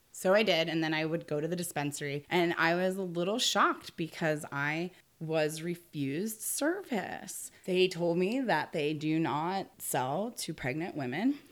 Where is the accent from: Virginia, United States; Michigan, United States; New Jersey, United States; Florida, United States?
Virginia, United States; Arlington; moved away as an adult; also born or lived in Vermont / Colorado; now in Humboldt County, United States; I was born in Arlington, Virginia, suburb of Washington, D C